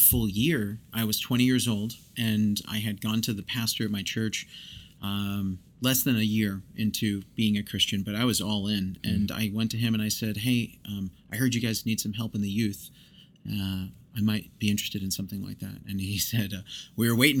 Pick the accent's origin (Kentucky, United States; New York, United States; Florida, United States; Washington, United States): New York, United States; now in Oklahoma, United States; I grew up in New York